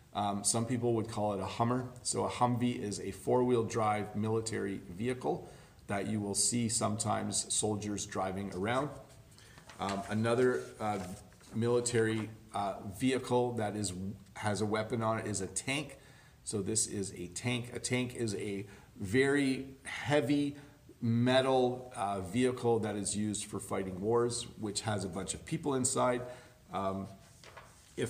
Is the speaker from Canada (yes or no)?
yes; Canada; I was born in Canada. I am what's considered a first generation Canadian